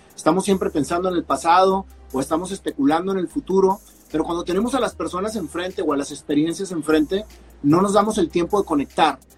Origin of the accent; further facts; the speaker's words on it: Monterrey, Nuevo León, Mexico; soy mexicano, nacido en Monterrey, Nuevo León, eh, con mucho orgullo